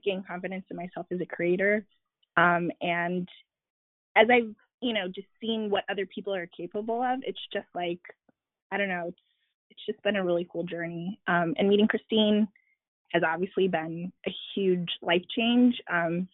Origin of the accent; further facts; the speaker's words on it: Chicago, Illinois, United States; moved away; also born or lived in Washington, D.C.; I was living in D.C., even though I am from Chicago